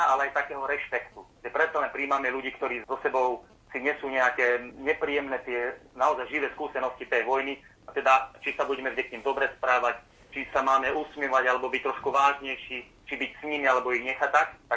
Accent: Veľký Krtíš, Banská Bystrica Region, Slovakia; now in western Slovakia, Slovakia

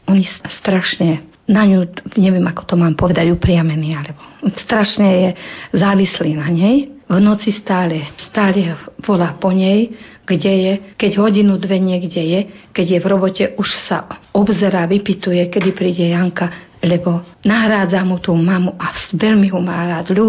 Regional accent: Hvoznica, Trenčín Region, Slovakia; now in Hatné, Slovakia; pochádzam z Voznice a bývam v dedinke v Hatnom. Pochádzam z deviatich súrodencov

